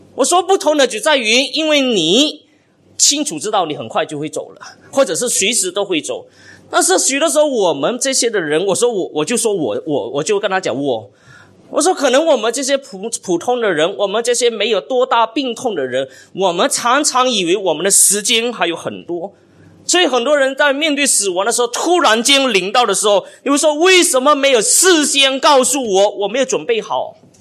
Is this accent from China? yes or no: no; Malaysia; 冷气机已经成为我们马来西亚的必需品一样哈